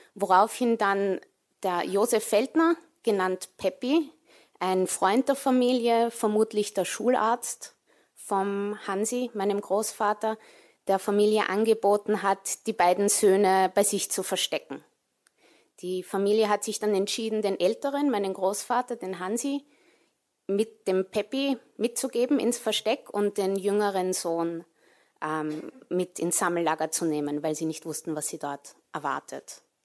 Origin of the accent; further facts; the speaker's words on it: Vienna, Austria; moved away as an adult; also born or lived in New York City, United States / England; ich bin in Wien geboren und aufgewachsen